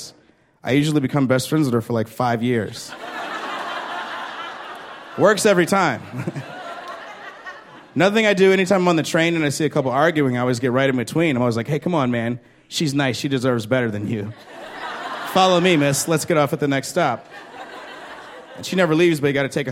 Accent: Chicago, Illinois, United States; I'm from Chicago

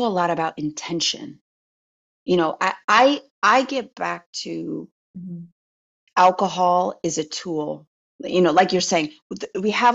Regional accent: United States; I'm American

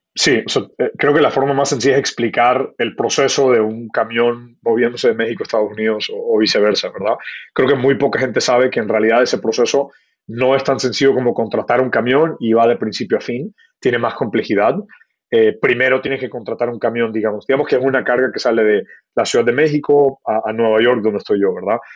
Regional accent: Ecuador; moved away as an adult; also born or lived in Kenya / United States; mi familia es de la India, me crié en Ecuador, eh, nací en Kenia

